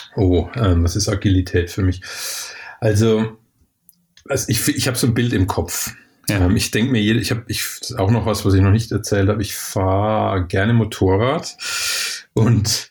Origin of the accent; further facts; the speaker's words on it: Germany; moved away; also born or lived in Sydney, Australia; bei uns in Deutschland